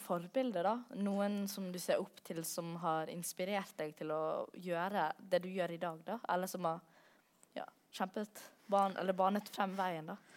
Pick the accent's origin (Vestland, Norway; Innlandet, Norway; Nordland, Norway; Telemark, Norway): Vestland, Norway; Sogn og Fjordane; jeg vokste jo opp i Sogn og Fjordane